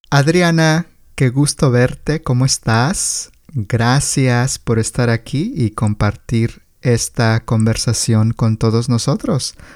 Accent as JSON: {"language": "Spanish", "country": "Colombia", "said": "y como colombiana, pues sabemos que Colombia tiene uno de los mejores cafés del mundo"}